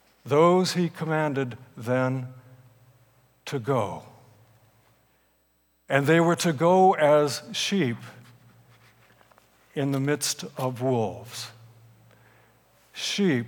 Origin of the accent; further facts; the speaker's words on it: Salinas, California, United States; I grew up in Salinas, California